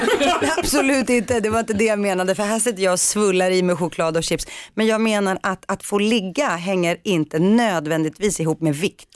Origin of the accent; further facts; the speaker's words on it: Rinkeby, Stockholm County, Sweden; när vi var små och bodde i Rinkeby